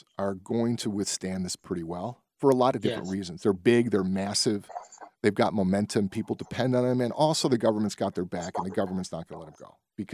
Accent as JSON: {"language": "English", "town": "Berwyn", "region": "Illinois", "country": "United States", "tie": "born or raised there", "said": "I grew up in Berwyn"}